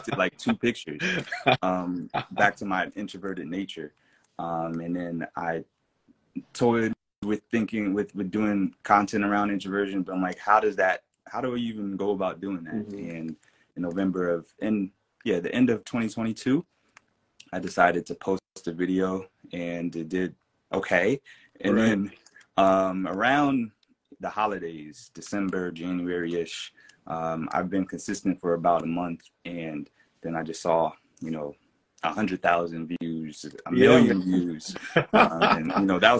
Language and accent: English; Fayetteville, North Carolina, United States; moved away as an adult; also born or lived in Connecticut; I am originally from North Carolina, Fayetteville, North Carolina